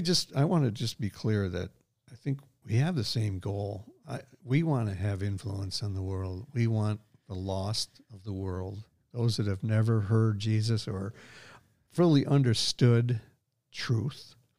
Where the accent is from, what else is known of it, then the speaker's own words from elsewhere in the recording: Scotland, United Kingdom; I am a Scot